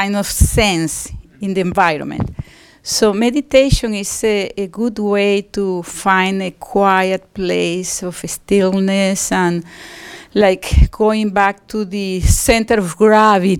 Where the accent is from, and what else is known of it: Venezuela